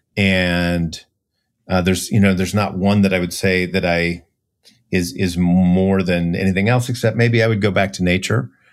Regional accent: Minneapolis, Minnesota, United States; I grew up in Minneapolis, so no whales or dolphins anywhere close

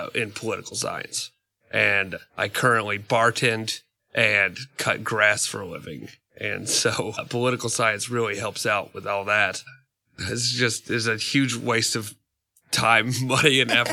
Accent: Chattanooga, Tennessee, United States; like every Chattanoogan that was born here, we start out at Chat State and move on to UTC.

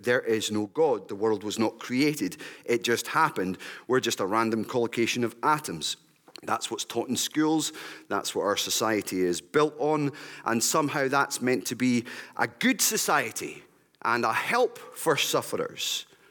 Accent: West Lothian, Scotland, United Kingdom; I grew up in West Lothian.

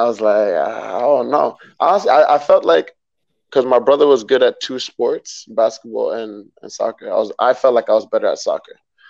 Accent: Brentwood, New York, United States; also born or lived in Brooklyn, New York; Born in Brooklyn, raised out on Long Island in Brentwood

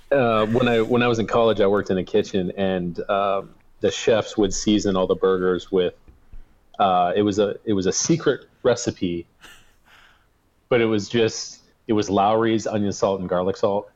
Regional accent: United States; moved away; also born or lived in Arizona; Harris Pizza in my hometown

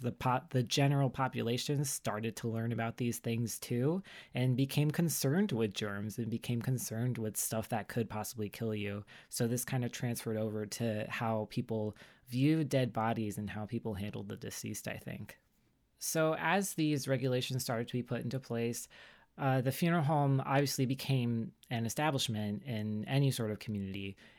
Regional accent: the South, United States; I talked about how I grew up like in the South on the East Coast, so around like the Civil War battlegrounds and stuff like that.

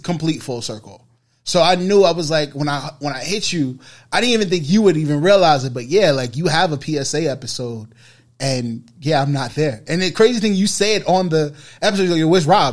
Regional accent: New York City, New York, United States; growing up on the Bro, uh, on Boston Road

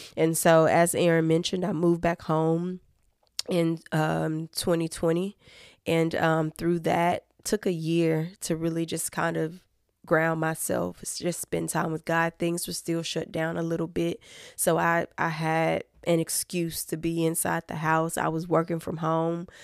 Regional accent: Fayette County, Tennessee, United States; I am originally from Fayette County, Tennessee, so that's right outside of Memphis, Tennessee

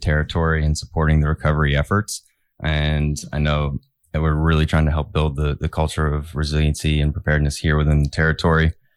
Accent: Florida, United States; moved away as an adult; now in Virgin Islands; originally, I'm from Florida. I grew up there and then bounced around a little bit with the Army

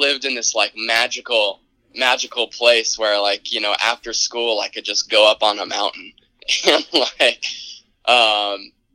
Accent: Connecticut, United States; moved away; I'm from Connecticut originally

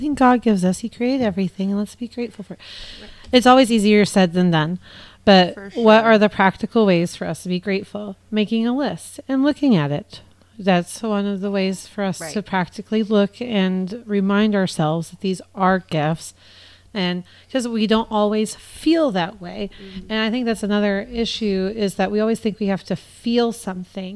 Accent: United States; being an American

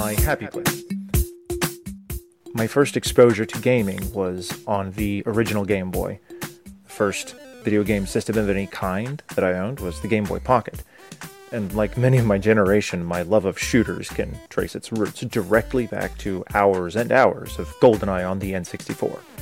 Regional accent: United States; I'm an American.

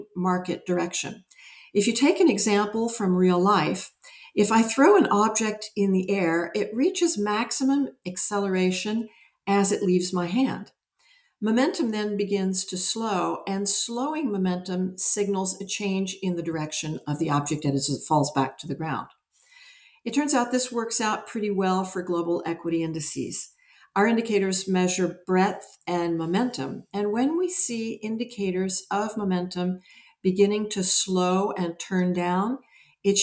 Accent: United States; moved away as an adult; also born or lived in Europe; I'm American. I've lived most of my adult life in Europe

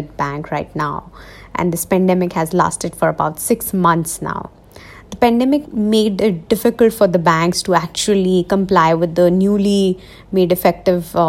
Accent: Jodhpur, Rajasthan, India; I'm from Jodhpur. It's a city in Rajasthan. And since all of us are working from home these days due to the pandemic, so I'm back to my home.

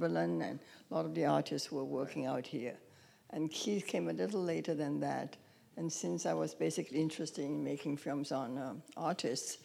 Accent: Brazil; moved away; I grew up in Brazil.

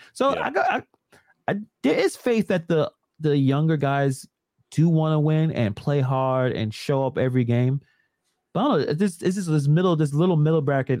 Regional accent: New York City, New York, United States; Yes, born and raised in Brooklyn, right next to BIG.

